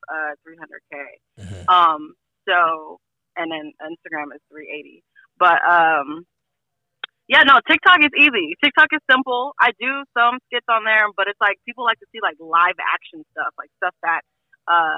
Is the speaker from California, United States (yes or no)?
yes; Los Angeles, California, United States